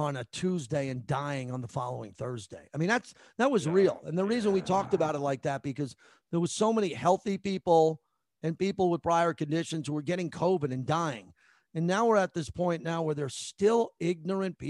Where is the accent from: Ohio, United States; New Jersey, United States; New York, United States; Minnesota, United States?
New York, United States; Massapequa; also born or lived in San Francisco / San Diego; now in Las Vegas, United States; I'm from Massapequa, Long Island